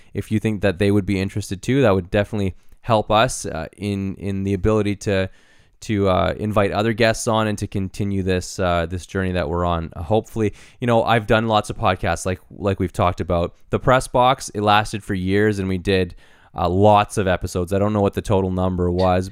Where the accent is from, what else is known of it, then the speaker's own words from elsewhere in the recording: Canada; we're in Canada and we're proudly Canadian